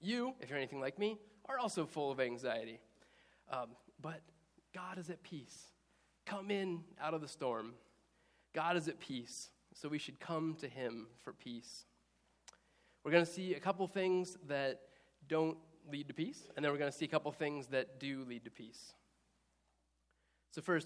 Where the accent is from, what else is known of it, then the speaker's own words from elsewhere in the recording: Indiana, United States; moved away as an adult; also born or lived in Easton, Maryland; I grew up in Indiana